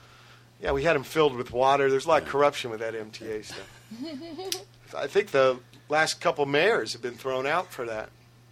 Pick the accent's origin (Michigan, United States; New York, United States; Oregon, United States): New York, United States; I don't know anybody, but being a New Yorker, you're not afraid of trains.